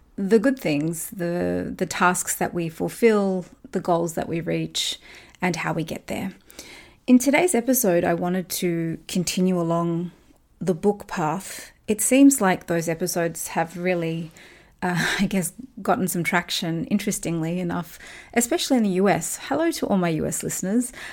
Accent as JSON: {"language": "English", "country": "Australia", "tie": "born or raised there", "said": "I talked about my own experiences growing up in Australia"}